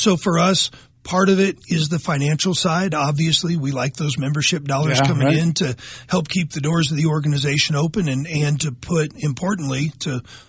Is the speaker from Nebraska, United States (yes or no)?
yes; Nebraska, United States; growing up in Nebraska, hunting and fishing with my dad and my grandparents